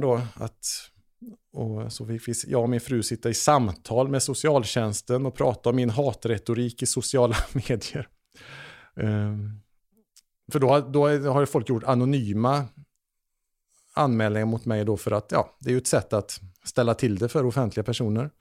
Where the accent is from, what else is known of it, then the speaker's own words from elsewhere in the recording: Trollhättan, Västra Götaland, Sweden; jag växte upp i Trollhättan